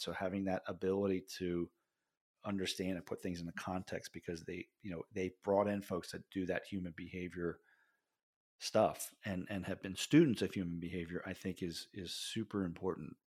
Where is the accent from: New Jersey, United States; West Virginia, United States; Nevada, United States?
New Jersey, United States; Jersey Shore; I grew up on the Jersey Shore